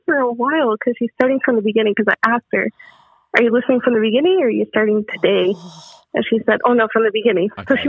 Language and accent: English; California, United States; I'm from California